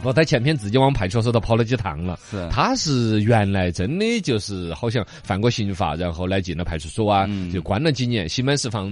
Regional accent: Yibin, Sichuan, China; 我们宜宾这边

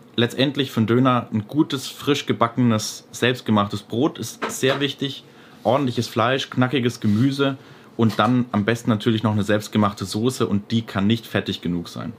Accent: Nuremberg, Bavaria, Germany; Ich bin in der Nürnberger Südstadt zur Schule gegangen

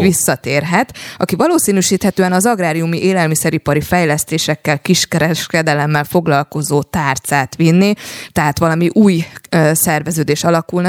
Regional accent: Paks, Tolna, Hungary; paksi lány vagyok

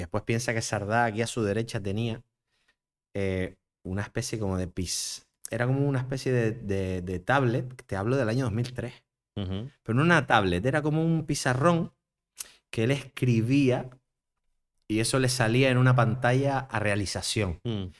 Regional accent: Las Palmas de Gran Canaria, Canary Islands, Spain; also born or lived in Madrid / Barcelona; yo soy de Las Palmas

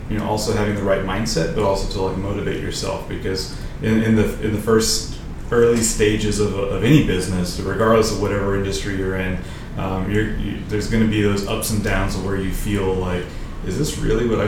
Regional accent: Uvalde, Texas, United States; also born or lived in College Station, Texas; I'm originally from Uvalde, Texas

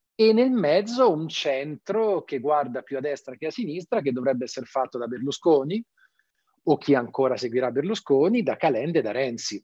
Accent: Tuscany, Italy; Io sono toscano

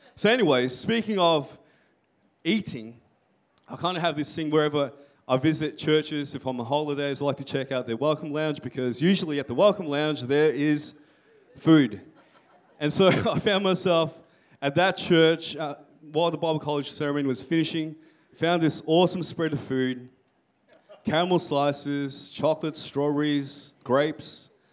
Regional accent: Melbourne, Victoria, Australia; I'm from um, Melbourne

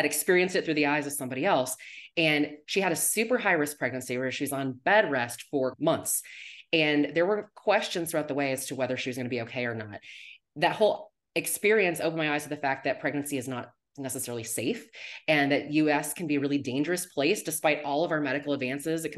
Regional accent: Arizona, United States; also born or lived in California; I'm originally from Arizona

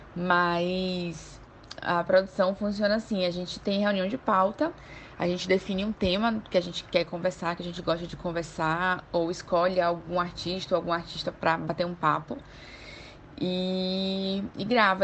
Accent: João Pessoa, Paraíba, Brazil; moved away as an adult; now in Salvador, Brazil; eu sou de João Pessoa, né? Vim, mudei para cá, para Salvador, em 2010

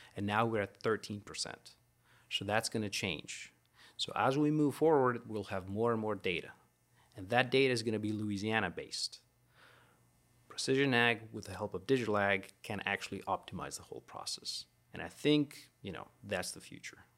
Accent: Greece; moved away as an adult; also born or lived in Florida, United States; now in Baton Rouge, United States; I am from Greece

